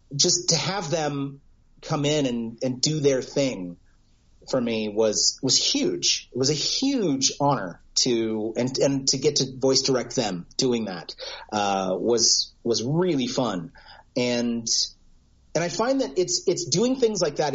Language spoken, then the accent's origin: English; United States